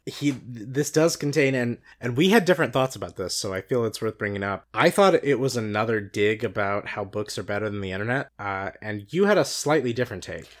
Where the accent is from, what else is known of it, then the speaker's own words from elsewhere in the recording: Cardinals country, Midwest, United States; we grew up in Cardinals country